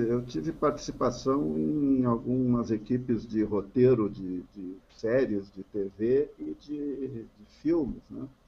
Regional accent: Encantado, Rio Grande do Sul, Brazil; also born or lived in Roca Sales; now in Porto Alegre, Brazil; Eu sou natural de Roca Salles. Mas não é um alemãozinho de Roca Salles? Não sou um alemãozinho de Roca Salles. Eu nasci por acidente. A minha família morava em Encantado na época.

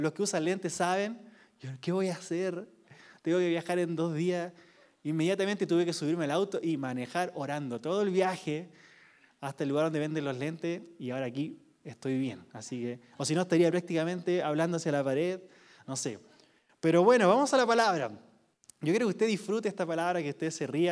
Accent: Quilpué, Valparaíso, Chile; yo vengo de una ciudad que no es conocida. Quilpué. Siempre decimos que somos de Viña del Mar

